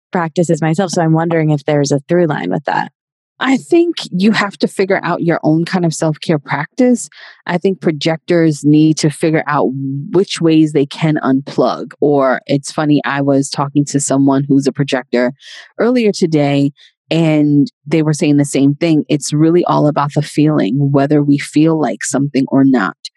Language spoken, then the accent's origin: English; New York City, New York, United States; I'm originally from Queens, New York and I was born and raised there